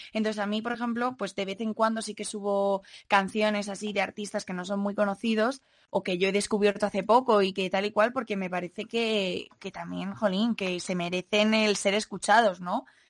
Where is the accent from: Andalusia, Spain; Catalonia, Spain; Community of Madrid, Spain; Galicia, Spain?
Community of Madrid, Spain; Madrid; soy de aquí de Madrid y tengo 21 años